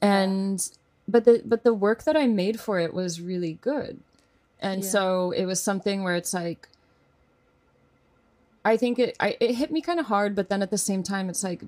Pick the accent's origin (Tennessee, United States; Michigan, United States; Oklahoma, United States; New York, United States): Oklahoma, United States; born there; I was born in Oklahoma.